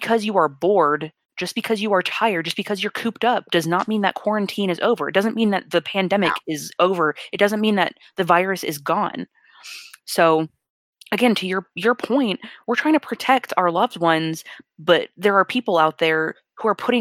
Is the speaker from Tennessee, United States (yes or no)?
no; Texas, United States; moved away; they are in my home state